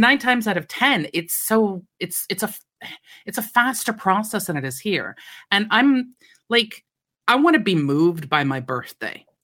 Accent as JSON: {"language": "English", "country": "United States", "moved": "yes", "said": "I come from America"}